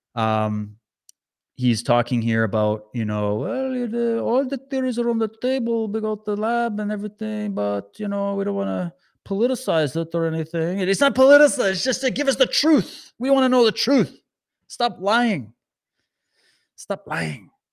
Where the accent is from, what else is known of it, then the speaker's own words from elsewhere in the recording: Canada; as a Canadian